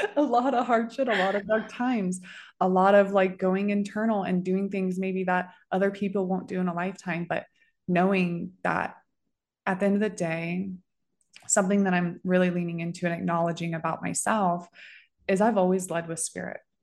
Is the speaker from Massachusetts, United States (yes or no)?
no; Florida, United States; moved away as an adult; now in Denver, United States; I'm from Florida